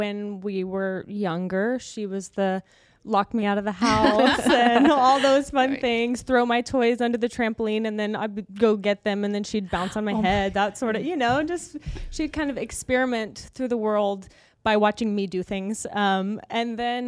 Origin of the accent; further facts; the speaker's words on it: California, United States; moved away as an adult; now in Las Vegas, United States; I'm such a California girl